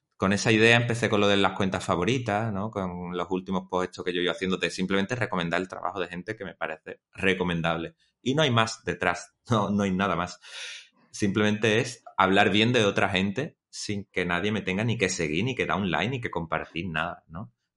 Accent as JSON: {"language": "Spanish", "town": "Chipiona", "region": "Andalusia", "country": "Spain", "said": "aquí en mi pueblo, en Chipiona"}